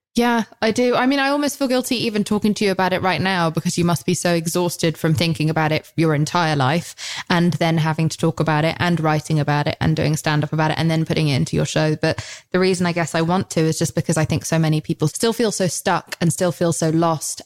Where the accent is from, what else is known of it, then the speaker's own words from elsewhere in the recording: United Kingdom; I'm British.